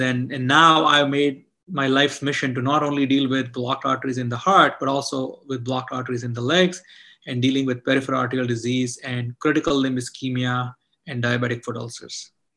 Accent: India; moved away; I grew up in India

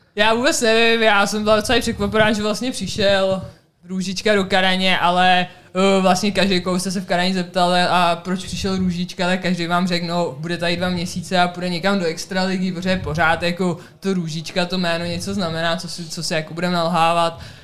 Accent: Czechia; moved away as an adult; also born or lived in United States; já jsem z České republiky

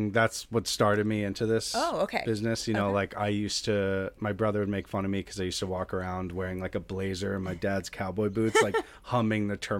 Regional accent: New York, United States; I'm from New York. I'm from Westchester, about an hour north of New York City.

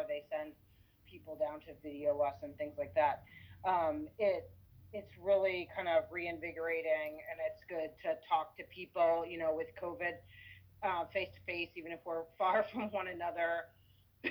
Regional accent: Shepherdstown, West Virginia, United States; I grew up in Shepherdstown

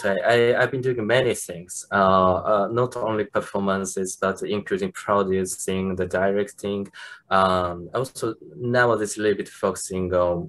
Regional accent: Japan; from Japan

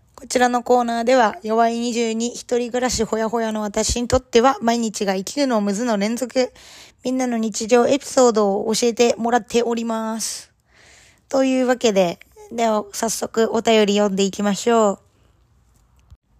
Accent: Japan; now in Canada; 日本人で、まあ英語が第二言語の身

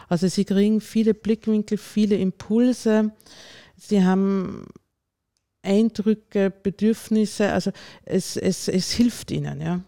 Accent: Lower Austria, Austria; moved away as an adult; also born or lived in Vienna; now in Bischofshofen, Austria; Ursprünglich komme ich aus dem Ostösterreichischen, aus Niederösterreich, bin dort aufgewachsen

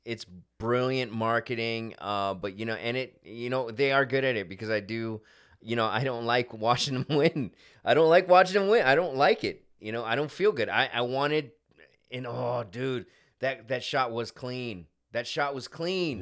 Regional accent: Hemet, California, United States; we're from Hemet

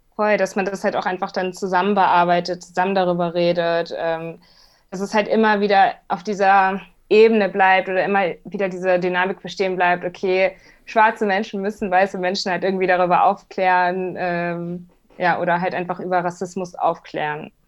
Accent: Hamburg, Germany; ich bin nun mal Hamburgerin

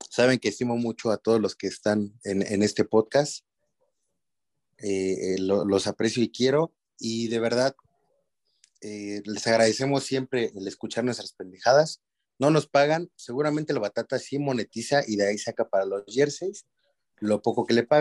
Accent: Toluca, State of Mexico, Mexico; mi último aporte, güey, acá, este, soy de Toluca, güey.

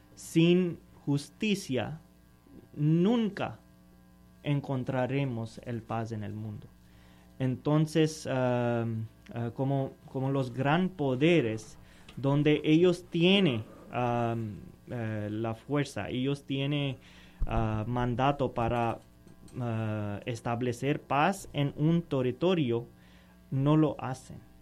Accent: Pakistan; Spanish is a second language; moved away; yo soy de Pakistán

